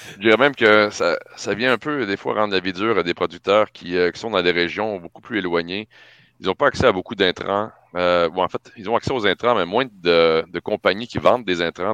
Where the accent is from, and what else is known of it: Quebec, Canada